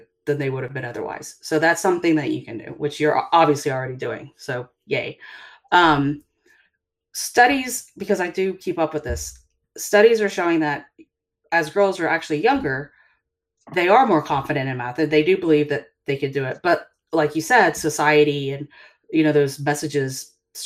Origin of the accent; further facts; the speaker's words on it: the South, United States; growing up in the South